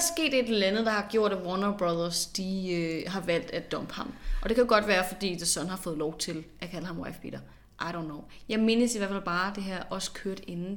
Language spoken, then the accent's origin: Danish; Denmark; som dansker